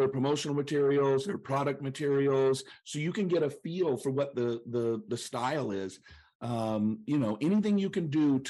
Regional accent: Chattanooga, Tennessee, United States; I'm from Chattanooga, the city that's fun to say.

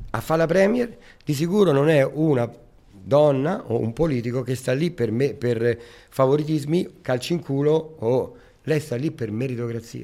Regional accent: Rome, Lazio, Italy; now in Riccione, Italy; io sono nato a Roma e sono cresciuto al, co- Parco del Colleoppio. Il Parco del Colleoppio è davanti al Colosseo

